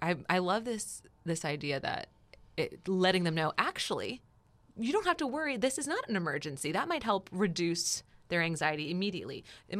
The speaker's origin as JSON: {"language": "English", "region": "New Jersey", "country": "United States", "said": "Because I'm from New Jersey."}